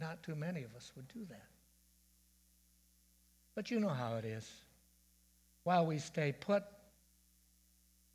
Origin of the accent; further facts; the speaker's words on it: Dundas, Ontario, Canada; moved away as an adult; also born or lived in Chicago; When I was 19, I moved 500 miles away from Dundas to Chicago